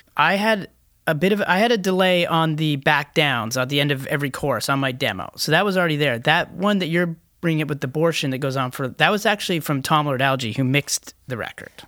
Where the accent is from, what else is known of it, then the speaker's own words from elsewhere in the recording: Canada; we're Canadians